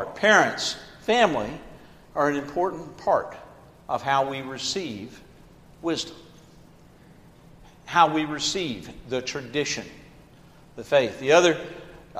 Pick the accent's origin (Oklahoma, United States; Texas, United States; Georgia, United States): Georgia, United States; Atlanta; I grew up in Atlanta, Georgia, so I saw many sit-ins